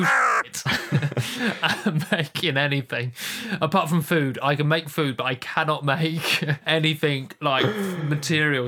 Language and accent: English; London, United Kingdom; I'm from London